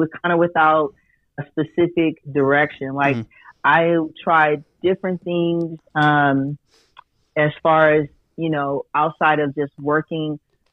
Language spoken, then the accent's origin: English; Las Vegas, Nevada, United States; Born and raised in Las Vegas, Nevada.